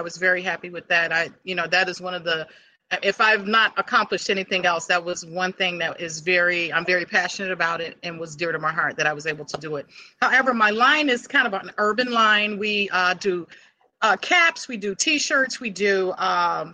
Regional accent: Chicago, Illinois, United States; I grew up on the south side of Chicago

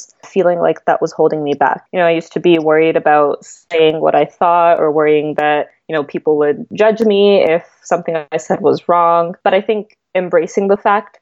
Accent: near Boston, Massachusetts, United States; moved away as an adult; also born or lived in Los Angeles; I grew up near Boston in Massachusetts

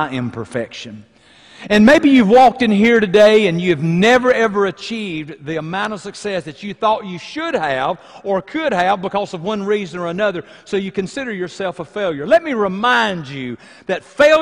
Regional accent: Athens, Alabama, United States; I'm from Athens, Alabama

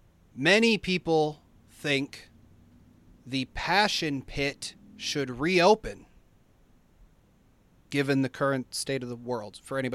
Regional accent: Pennsylvania, United States; I'm from Pennsylvania

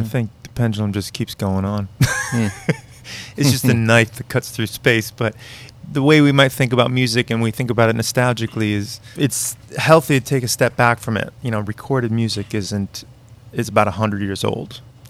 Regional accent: Malden, Massachusetts, United States; also born or lived in Arlington / Andover / Melrose; I was born in Malden.

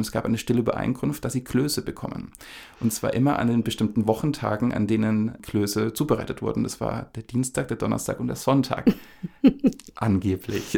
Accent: Upper Franconia, small village near Bad Staffelstein, Bavaria, Germany; Ich komme aus Oberfranken, das haben wir, glaube ich, im allerersten Podcast schon mal ja. angesprochen, aus einem kleinen Dorf ähm, im Maintal in der Nähe von Bad Staffelstein

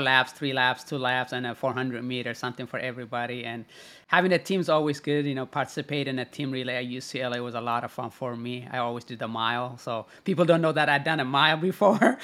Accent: United States; also born or lived in Italy; growing up in the United States

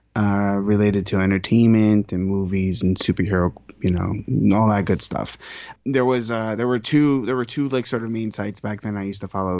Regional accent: New York, United States; as a New Yorker

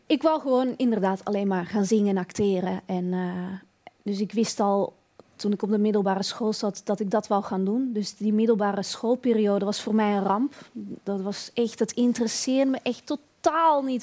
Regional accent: Beemster, North Holland, Netherlands; moved away as an adult; now in Belgium; ik ben opgegroeid in de Beemster. Dat is boven Amsterdam

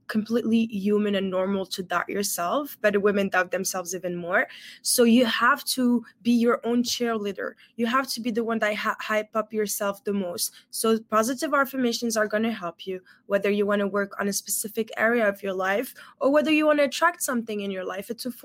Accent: Morocco; English is a second language; I'm originally from Morocco, but I always say that I'm a global citizen, considering I've lived in 6 different countries so far and speak many different languages.

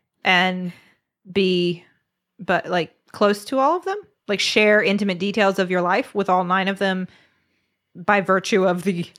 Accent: West Virginia, United States

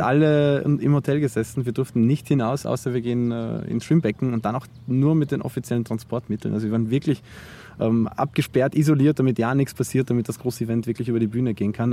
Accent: Zwettl, Lower Austria, Austria; now in Vienna, Austria; ich in Zwettl ähm, aufgewachsen bin und dann nach Wien gezogen bin

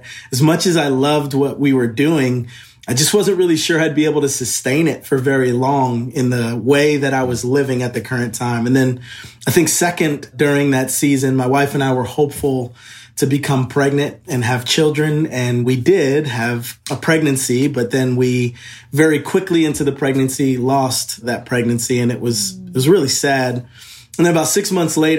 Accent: New Jersey, United States; moved away as an adult; also born or lived in Virginia / Nashville, Tennessee / California; now in Franklin, United States; I grew up in New Jersey, was there until I graduated high school

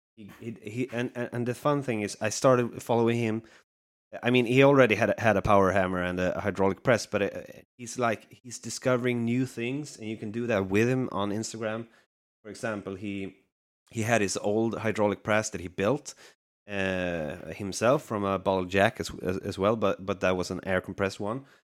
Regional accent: Sweden; Sweden, so you're very close to my home country

